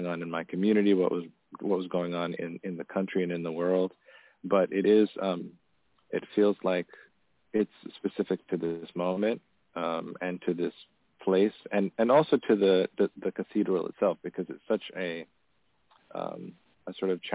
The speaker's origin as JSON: {"language": "English", "country": "Tanzania", "tie": "born or raised there", "moved": "yes", "said": "I grew up in Tanzania, and my dad is from a village in north central Tanzania"}